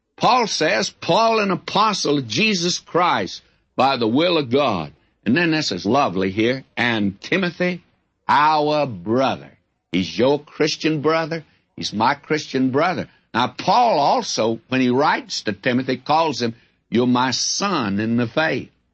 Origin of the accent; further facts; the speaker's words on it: the South, United States; I'm a Southerner